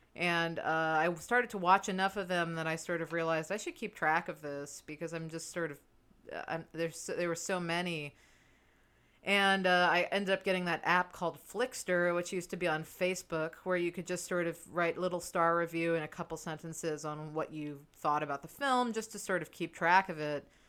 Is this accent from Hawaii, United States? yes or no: no; New York City, New York, United States; born, born and raised before it was too cool